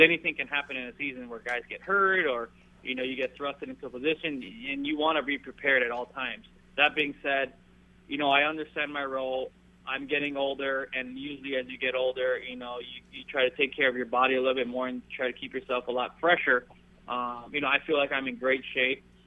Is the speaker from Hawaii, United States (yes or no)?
yes; Maui, Hawaii, United States; moved away as an adult; now in Southern California, United States; my hometown of uh, Maui, Hawaii